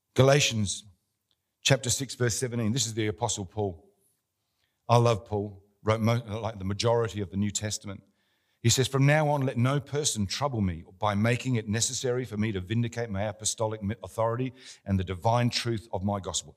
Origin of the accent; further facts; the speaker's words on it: Australia; we're Australian